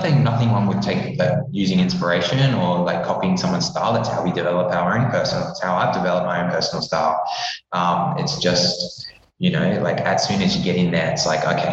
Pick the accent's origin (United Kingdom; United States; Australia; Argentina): Australia; Perth, Western Australia; moved away as an adult; also born or lived in Darwin / Sydney; now in Melbourne, Australia; I was going to go back home to Perth because I'm from Perth originally.